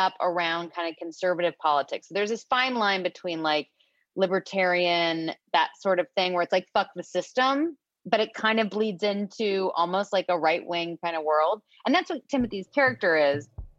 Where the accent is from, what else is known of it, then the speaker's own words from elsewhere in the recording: Des Moines, Iowa, United States; Maybe it's just because I'm from Des Moines